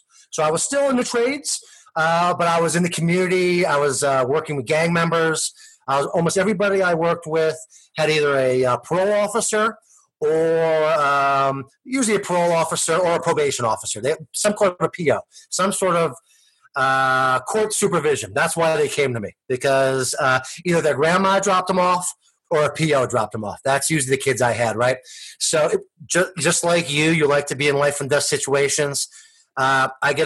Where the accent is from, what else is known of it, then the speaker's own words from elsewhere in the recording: Allentown, New Jersey, United States; I grew up in Allentown, little town